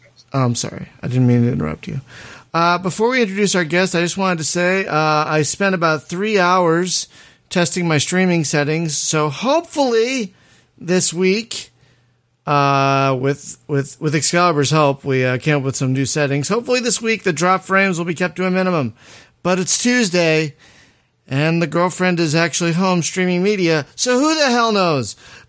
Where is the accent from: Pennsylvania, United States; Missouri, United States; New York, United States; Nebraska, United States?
Pennsylvania, United States; Philadelphia; moved away; I'm from Philadelphia